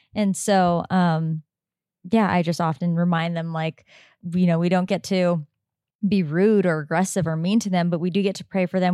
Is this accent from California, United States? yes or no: yes; Southern California, United States; moved away as an adult; also born or lived in Oregon; now in Sedona, United States; we, … and I grew up in Southern California and we lived there for most of our life